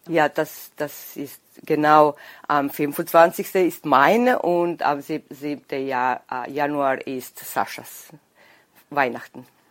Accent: Bač, Vojvodina, Serbia; accent: Danube Swabian; Ich bin geboren in Bad, das ist ungefähr 60 Kilometer von Novi Sad. Und dort war ich im Haus mit meiner Oma

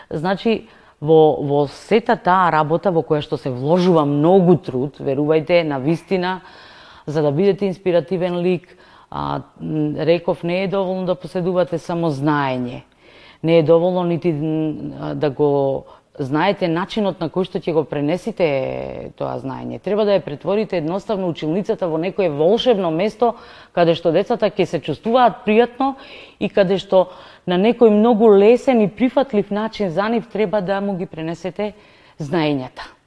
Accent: Prilep, Pelagonia, North Macedonia; born or raised there

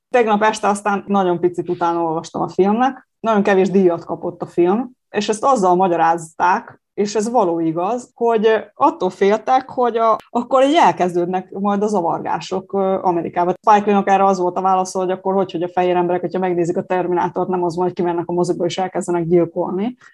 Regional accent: Subotica, Vojvodina, Serbia; also born or lived in Kula; Kúlai születésű, de igen, én szabadkainak tartom magam, és éltem itt ott egy pár évig, most újra, újra szabadkai.

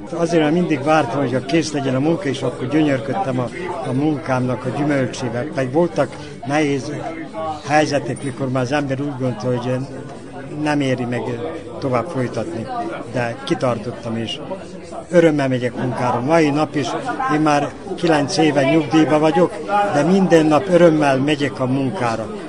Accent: Sajan, Vojvodina, Serbia; now in Novi Sad, Serbia; én bánáti születésű vagyok, szajáni gyerek vagyok

